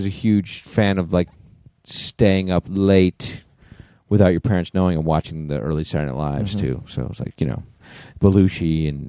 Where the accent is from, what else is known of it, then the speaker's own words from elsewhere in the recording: West Haven, Connecticut, United States; I'm from West Haven.